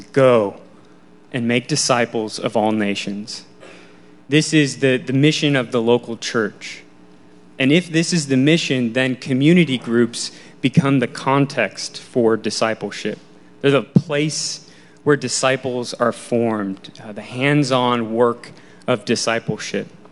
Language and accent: English; Wheaton, Illinois, United States; I grew up in Wheaton, Illinois, um, a west suburb of Chicago